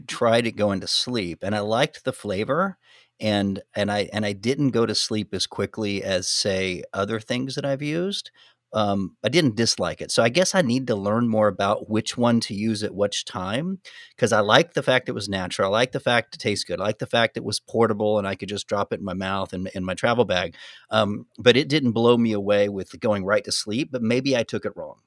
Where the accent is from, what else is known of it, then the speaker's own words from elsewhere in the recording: United States; I'm American.